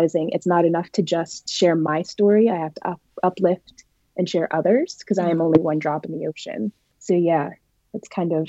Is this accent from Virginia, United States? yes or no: yes; Woodbridge, Virginia, United States; I am from Woodbridge, Virginia, which is part of Northern Virginia. So it's the greater DMV area. So I grew up around a lot of art.